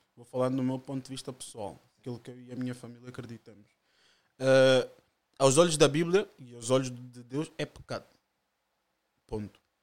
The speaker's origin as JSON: {"language": "Portuguese", "area": "Margem Sul", "region": "Lisbon", "country": "Portugal", "tie": "born or raised there", "also_born_or_lived": "Angola", "said": "vivo cá desde 5 anos"}